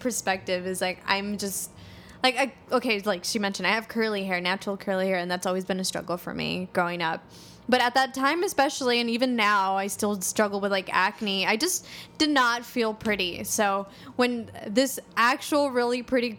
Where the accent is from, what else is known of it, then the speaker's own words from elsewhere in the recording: Los Angeles, California, United States; also born or lived in Montebello, California; I'm from Highland Park originally. I grew up there, grew up in the hood